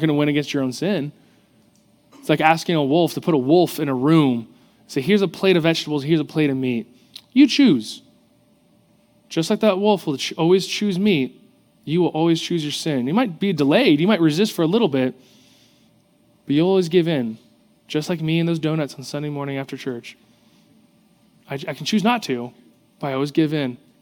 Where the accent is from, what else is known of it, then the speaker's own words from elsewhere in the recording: South Orange County, California, United States; growing up in South Orange County, I grew up around pools and the ocean.